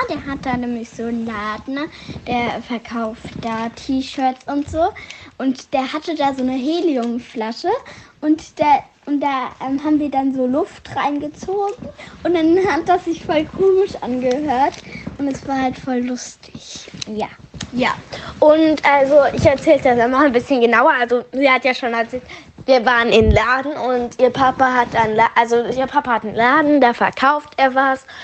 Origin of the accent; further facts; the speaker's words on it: Frankfurt, Hesse, Germany; Aber ich komme auch eigentlich aus Frankfurt. Ich bin Frankfurterin, weil ich wurde in Frankfurt geboren.